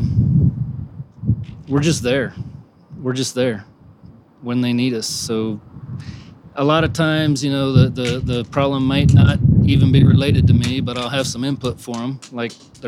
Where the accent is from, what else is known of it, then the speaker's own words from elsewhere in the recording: Houston, Texas, United States; I'm from the Houston area